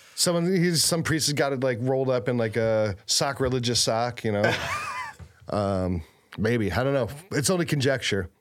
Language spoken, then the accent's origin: English; Cleveland, Ohio, United States; I'm from Cleveland